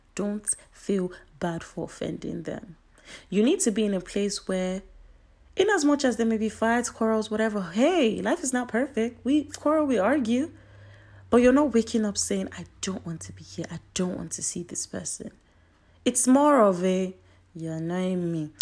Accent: Nigeria; I'm Nigerian

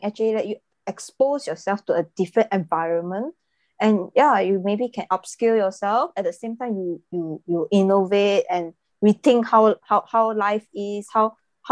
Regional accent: Malaysia; I'm from Malaysia

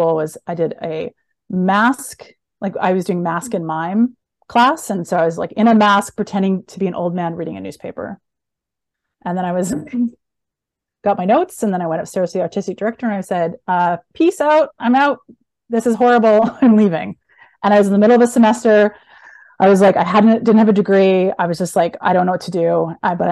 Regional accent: Edmonton, Alberta, Canada; I'm from Edmonton, Alberta, which is the Texas of Canada

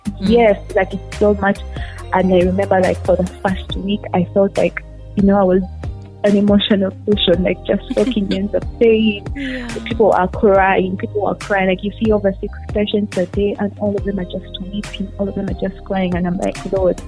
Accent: Kampala, Central Region, Uganda; also born or lived in Oyam; born and raised in Kampala, but I'm from uh, Oyam

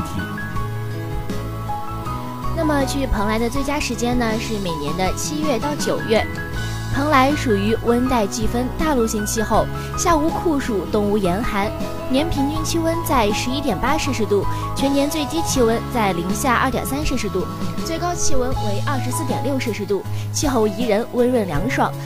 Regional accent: Xinjiang, China; moved away as an adult; now in Wuhan, China; 像咱们的家乡，新疆那边

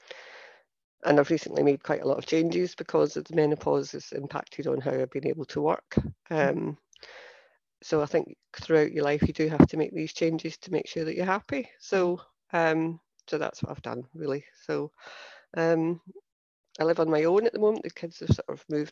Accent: Scotland, United Kingdom; accent: Scottish; moved away as an adult; now in Cheshire, United Kingdom; my accent is Scottish.

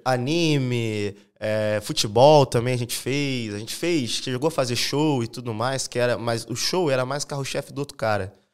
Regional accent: São Gonçalo, Rio de Janeiro, Brazil; also born or lived in Niterói; now in Florianópolis, Brazil; Eu sou lá do Rio de Janeiro, de Niterói. E, cara, eu morei a vida inteira em São Gonçalo

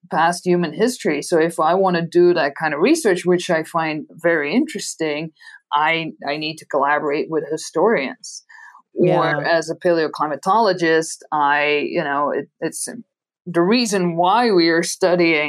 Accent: Belgium; first language Dutch; English is a second language; moved away as an adult; now in Arizona, United States; So maybe from my accent, you can hear that my mother tongue is Dutch. So I'm from Belgium originally. I got all of my education in Belgium

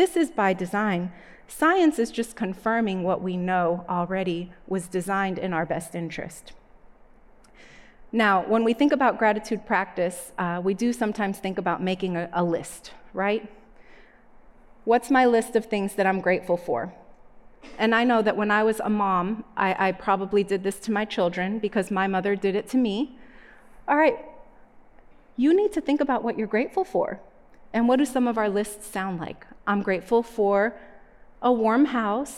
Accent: Northeast, United States; When I was a little girl, I grew up in the Northeast.

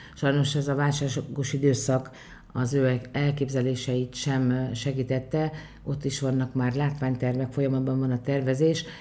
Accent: Bonyhád, Tolna, Hungary

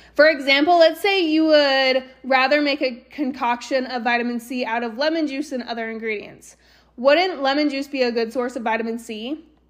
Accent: Eagle, Idaho, United States; also born or lived in Austin, Texas / San Antonio, Texas; now in Southeast Idaho, United States; I grew up in Eagle

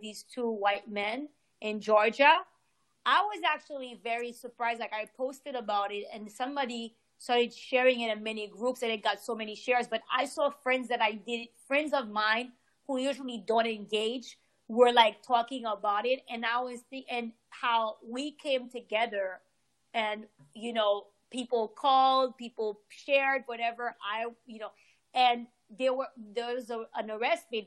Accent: Haiti; I'm from Haiti.

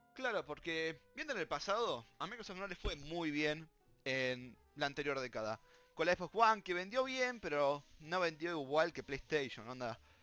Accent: Argentina; somos Argentina

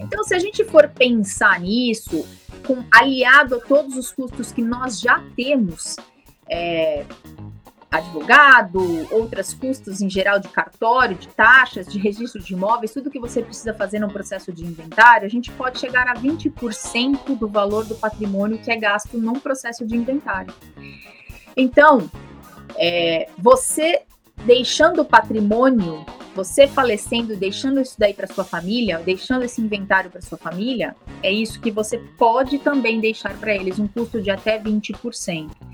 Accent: São Paulo, Brazil; eu sou da capital de São Paulo

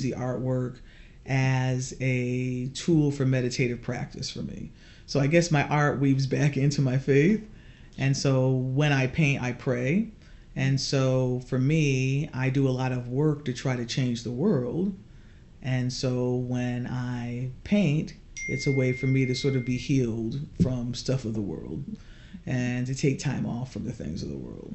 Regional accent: Norfolk, Connecticut, United States; also born or lived in New Britain, Connecticut; I was born in Norfolk, Connecticut in 1962

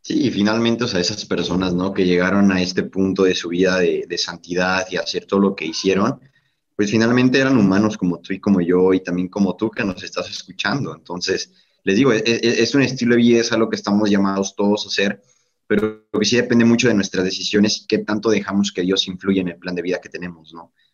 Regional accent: Mexico; desde acá de México. Creo que en primera instancia se pueden percatar, ¿no? Que no soy de, por allá, por el acento

